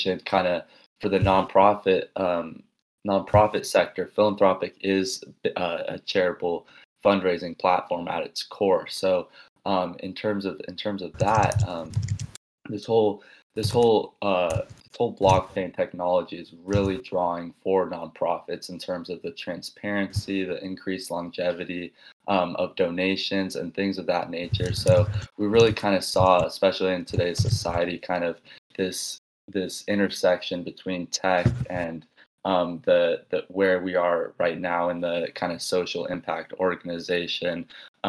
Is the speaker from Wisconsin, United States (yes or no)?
no; Los Angeles, California, United States; moved away as an adult; also born or lived in Tucson, Arizona; I'm from the Los Angeles area in general